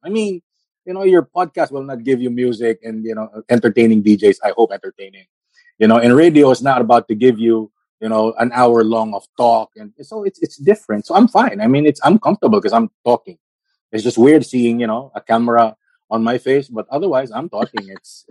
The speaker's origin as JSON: {"language": "English", "town": "Quezon City", "region": "Metro Manila", "country": "Philippines", "tie": "born there", "said": "I was born here in Quezon City."}